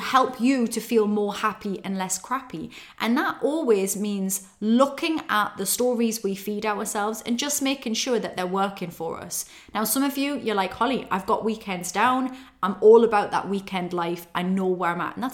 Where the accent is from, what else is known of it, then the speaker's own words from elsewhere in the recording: Newcastle upon Tyne, North East England, United Kingdom; moved away; It's in Newcastle upon Tyne. I'm heading back to my roots, to my hometown